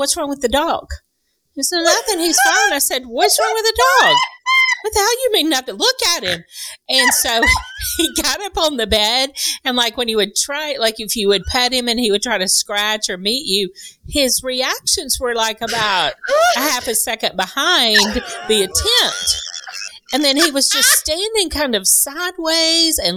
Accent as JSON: {"language": "English", "region": "Texas", "country": "United States", "said": "We're from Texas."}